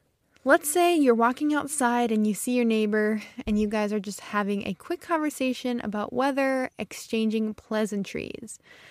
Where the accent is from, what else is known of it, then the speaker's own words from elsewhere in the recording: Midwest, United States; accent: Midwestern; I usually have a pretty neutral accent, but sometimes the Midwest, the North, kind of comes out in my accent. I stretch out my long vowels and I sound very Midwestern.